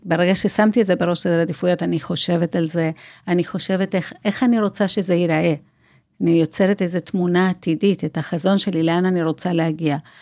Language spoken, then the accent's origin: Hebrew; Buenos Aires, Argentina; accent: South American; Hebrew is a second language; now in Israel